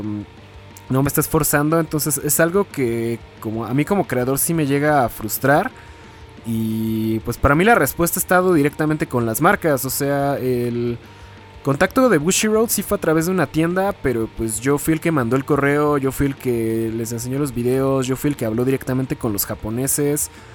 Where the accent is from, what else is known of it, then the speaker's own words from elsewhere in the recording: Toluca, State of Mexico, Mexico; soy de Toluca